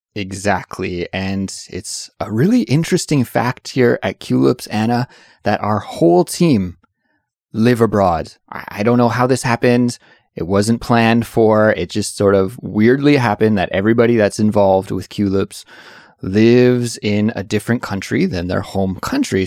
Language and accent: English; Canada; moved away as an adult; now in South Korea; I'm from Canada